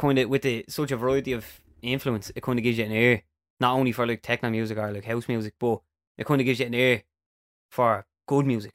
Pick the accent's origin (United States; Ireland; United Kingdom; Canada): Ireland; Dublin, Leinster